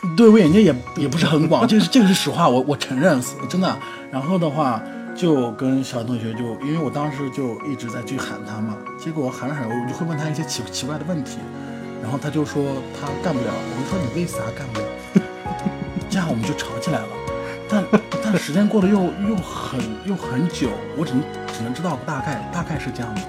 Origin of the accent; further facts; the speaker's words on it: Xinjiang, China; moved away; 我，新疆人